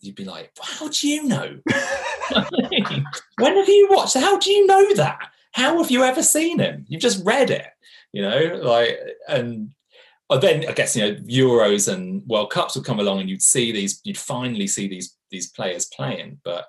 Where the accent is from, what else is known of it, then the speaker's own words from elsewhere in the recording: Milan, Lombardy, Italy; they were almost a mythical team when I was growing up in Milan.